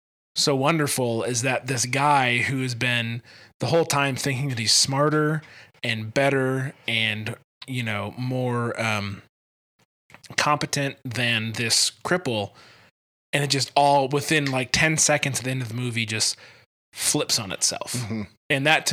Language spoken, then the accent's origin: English; Scotland, United Kingdom; I don't know, I'm Scottish.